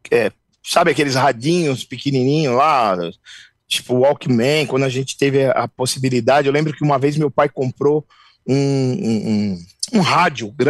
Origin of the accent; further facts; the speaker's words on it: São Paulo, Brazil; A gente cresceu numa comunidade aqui na Zona Leste ali